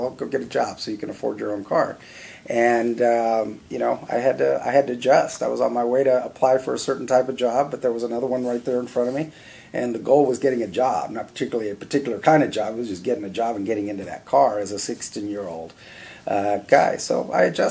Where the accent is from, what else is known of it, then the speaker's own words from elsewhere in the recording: Miami, Florida, United States; I was born in 63 in Miami